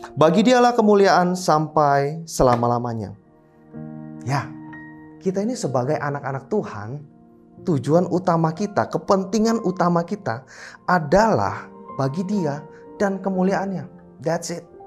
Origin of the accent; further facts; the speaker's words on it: Indonesia; kami boleh lahir, tinggal besar di Indonesia